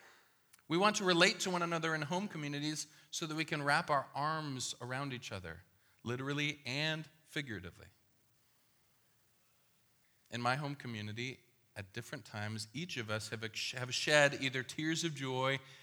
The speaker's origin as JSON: {"language": "English", "region": "Midwest", "country": "United States", "tie": "born or raised there", "said": "I was born in the Midwest"}